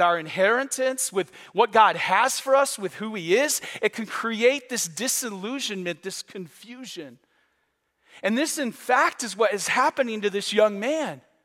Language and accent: English; Michigan, United States; now in Florida, United States; I grew up on Lake Huron